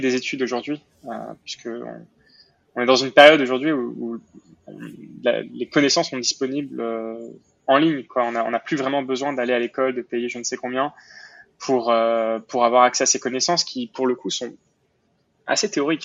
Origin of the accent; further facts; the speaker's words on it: Montreal, Quebec, Canada; also born or lived in Paris, France; j'ai déménagé à Montréal quand j'avais quand j'avais 8 ans, euh, donc Montréal au Canada